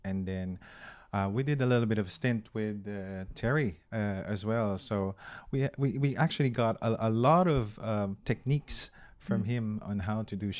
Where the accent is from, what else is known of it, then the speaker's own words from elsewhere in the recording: Philippines; And I don't want to be biased because I'm Filipino.